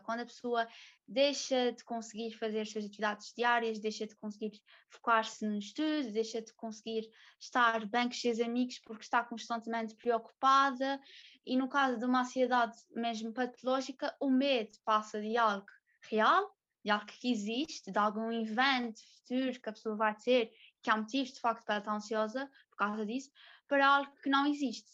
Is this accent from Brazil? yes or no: no; São Miguel, Azores, Portugal; sou de São Miguel, sou soriana